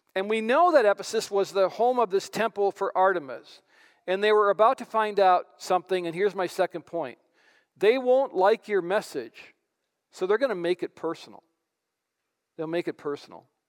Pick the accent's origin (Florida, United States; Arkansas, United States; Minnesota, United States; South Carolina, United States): Minnesota, United States; White Bear Lake; I grew up in White Bear Lake